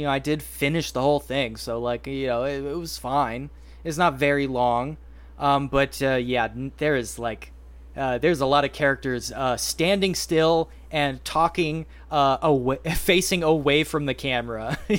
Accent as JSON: {"language": "English", "country": "United States", "said": "Frankly, I'm an American."}